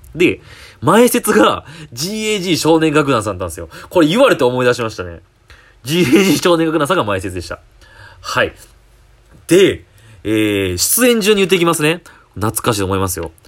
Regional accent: Kyoto, Japan; 僕地元京都なんですよ

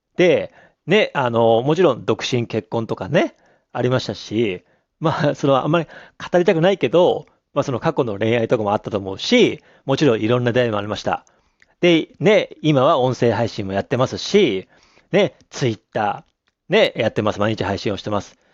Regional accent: Abashiri, Hokkaido, Japan; moved away as an adult; also born or lived in Tokyo / Sapporo; 僕は北海道網走市に生まれて、高校まで、えー、ね、網走に行って

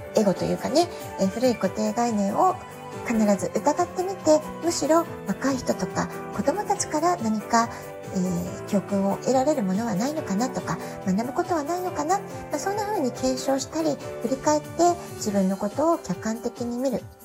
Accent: Japan; moved away as an adult; also born or lived in Tokyo, Japan; now in San Diego, United States; 私自身が18歳で実家を出て以来、え東京でずっと仕事をしてきましたそれから、えー、アメリカに渡って子供を産んで

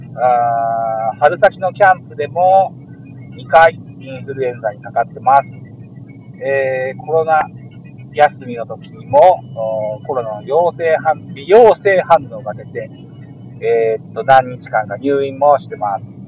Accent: Hitachi, Ibaraki, Japan; 現在、地元の駅の前を走行中でございます

